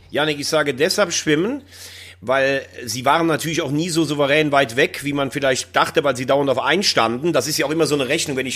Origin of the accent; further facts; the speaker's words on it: Andernach, Rhineland-Palatinate, Germany; moved away; nach Andernach in meine alte Heimat